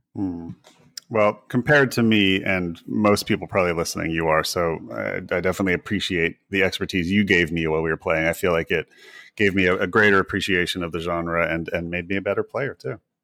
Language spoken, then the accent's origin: English; United States; being an American